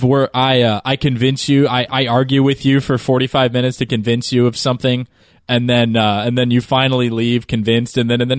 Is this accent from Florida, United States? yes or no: yes; a small town in Florida, United States